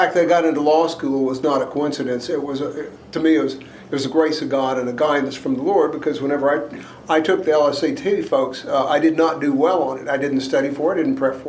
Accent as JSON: {"language": "English", "town": "Houston", "region": "Texas", "country": "United States", "tie": "born or raised there", "said": "I grew up in the Heights in the middle of... Eugene Field Elementary, Hamilton Middle School, and Reagan High School."}